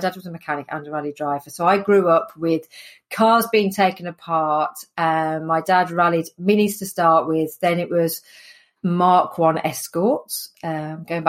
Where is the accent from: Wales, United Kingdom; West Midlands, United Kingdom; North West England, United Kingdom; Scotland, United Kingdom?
West Midlands, United Kingdom; Sutton Coldfield; accent: Midlands; I'm from the Midlands, hence the accent. So born and bred in Sutton Coldfield, which is just north of Birmingham